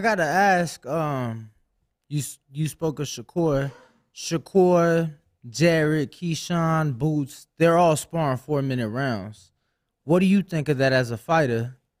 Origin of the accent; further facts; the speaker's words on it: Chicago, Illinois, United States; moved away as an adult; now in Las Vegas, United States; I'm from Chicago